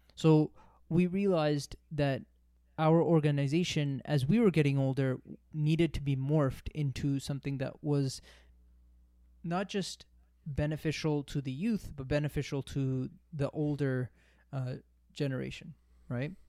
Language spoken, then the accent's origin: English; Toronto, Ontario, Canada; now in Brampton, Canada; I grew up in Toronto. Uh, I uh, was born and raised in Toronto. Uh, we moved out to Brampton.